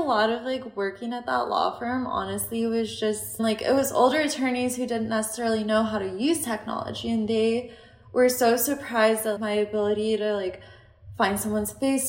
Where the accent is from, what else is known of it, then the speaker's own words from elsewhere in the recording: United States; Like, we're biased. We're American.